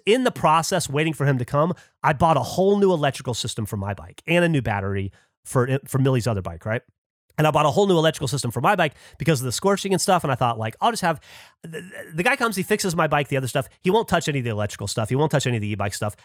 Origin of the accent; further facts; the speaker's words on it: Alabama, United States; moved away; I grew up in Alabama in a very, like, mechanically minded family